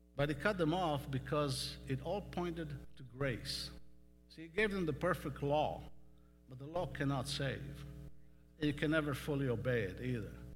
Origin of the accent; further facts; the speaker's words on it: Western Galilee, Northern District, Israel; moved away as an adult; also born or lived in California; now in Texas, United States; I grew up in Western Galilee